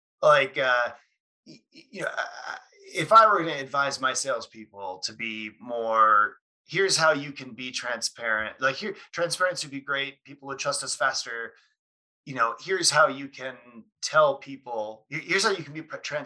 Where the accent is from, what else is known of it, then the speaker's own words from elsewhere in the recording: Chicago, Illinois, United States; also born or lived in Wisconsin; I'm from Chicago and went to college in Wisconsin